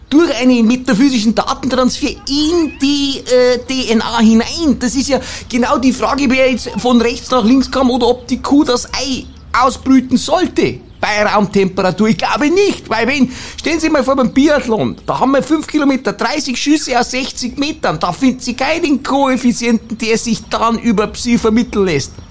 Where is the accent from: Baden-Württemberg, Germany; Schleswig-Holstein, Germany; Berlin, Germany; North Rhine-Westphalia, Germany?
North Rhine-Westphalia, Germany; Cologne; ah, ich komme ja aus Köln und äh, in der Parapsychologie geht es ja auch immer um das Leben nach dem Tod.